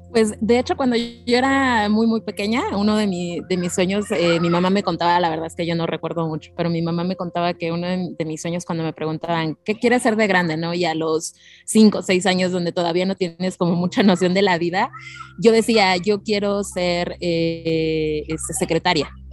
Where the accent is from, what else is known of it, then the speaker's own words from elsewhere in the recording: State of Mexico, Mexico; also born or lived in Hidalgo (parents' origin); now in Mexico City, Mexico; yo nací en Ciudad de México, radiqué por 30 años en el Estado de México